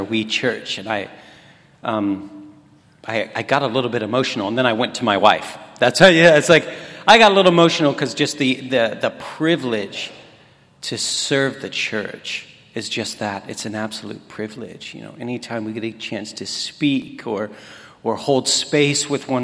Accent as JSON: {"language": "English", "town": "Kansas City", "region": "Missouri", "country": "United States", "tie": "born or raised there", "said": "I'm from Kansas City. I serve at a church called Nava Church. It's within the 24/7 community prayer swirl, everything that is 24/7 prayer. I live just outside the city in the town that I grew up"}